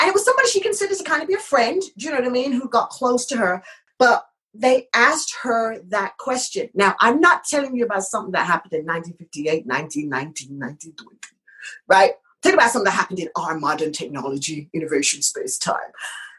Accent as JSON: {"language": "English", "country": "United Kingdom", "accent": "British", "said": "at the time, my British accent was a lot stronger."}